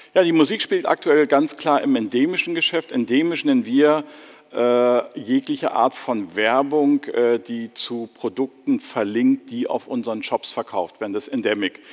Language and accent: German; Germany; wir müssen als Deutsche